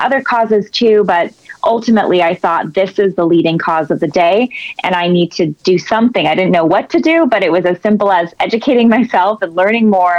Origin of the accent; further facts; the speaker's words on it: San Jose, California, United States; I'm from San Jose, California, one of eight kids. So grew up in a very pro-life family by nature